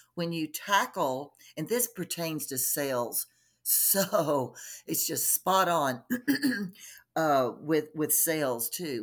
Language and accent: English; Texas, United States; also born or lived in Colorado; now in Denver, United States; I'm originally from Texas. uh, grew up in Texas